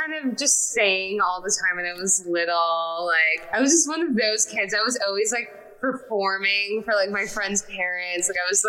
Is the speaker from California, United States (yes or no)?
yes; Los Angeles, California, United States; also born or lived in Salem, Massachusetts; I grew up in California. I was born in Salem, Massachusetts, randomly.